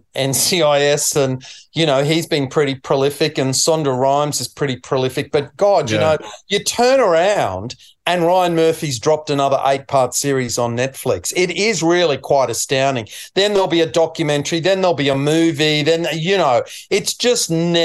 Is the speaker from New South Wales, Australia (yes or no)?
no; Queensland, Australia; being a Queenslander